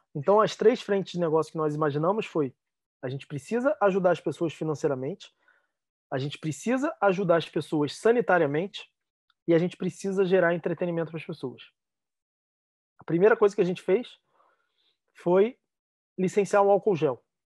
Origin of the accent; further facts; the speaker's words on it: Rio de Janeiro, Brazil; ainda mais sendo carioca